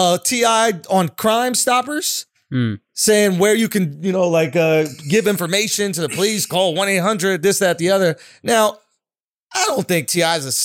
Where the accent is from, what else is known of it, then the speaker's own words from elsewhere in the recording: New York, United States; we're from New York.